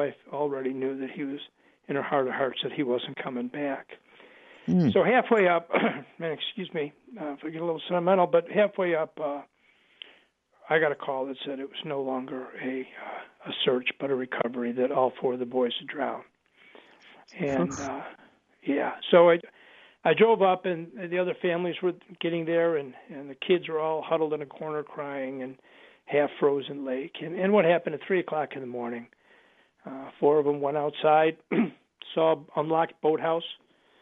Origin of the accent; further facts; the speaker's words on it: Buffalo, New York, United States; now in Chicago, United States; I grew up in Buffalo, so we're Buffalo Bills fans